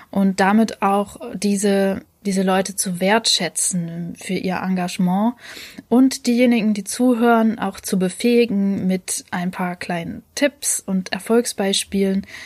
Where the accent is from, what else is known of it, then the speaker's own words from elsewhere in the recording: Leipzig, Saxony, Germany; Ich als Leipzigerin darf trotzdem mitmachen.